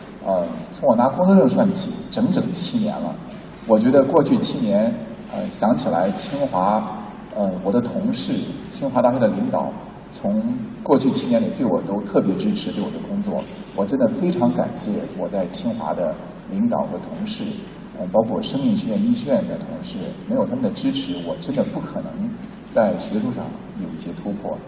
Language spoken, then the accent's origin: Chinese; Zhumadian, Henan, China; now in Beijing, China; 我到哪儿我还都是河南人，也都还是驻马店人。